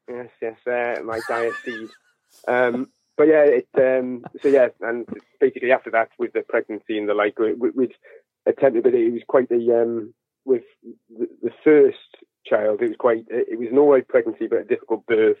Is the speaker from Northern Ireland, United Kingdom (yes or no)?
no; northeast coast of England, North East England, United Kingdom; I'm from the northeast coast of England